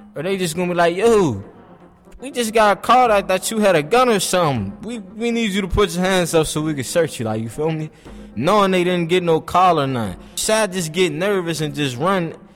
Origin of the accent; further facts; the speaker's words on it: Pittsburgh, Pennsylvania, United States; I'm 19, I'm from Homewood